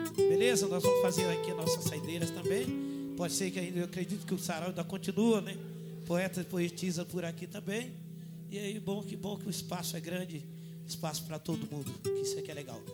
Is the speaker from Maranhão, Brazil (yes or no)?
yes; Maranhão, Brazil; Maranhense também